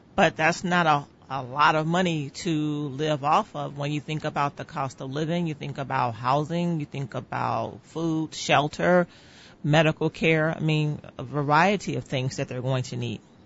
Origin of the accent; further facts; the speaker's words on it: Northwest Indiana, United States; I was born and raised in Northwest Indiana